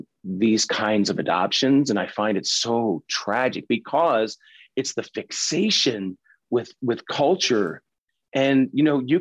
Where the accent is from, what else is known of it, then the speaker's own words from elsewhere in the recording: Pennsylvania, United States; I mean, I grew up in Pennsylvania and Dutch culture.